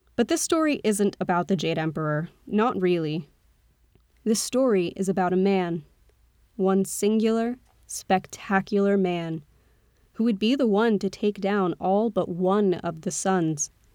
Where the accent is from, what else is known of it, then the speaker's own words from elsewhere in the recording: United States; accent: American; my accent was very American